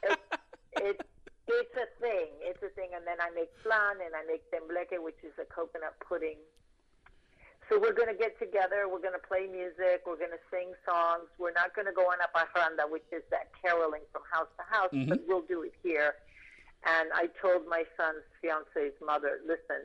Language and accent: English; Puerto Rico; moved away; growing up in Puerto Rico, we do celebrate January 6th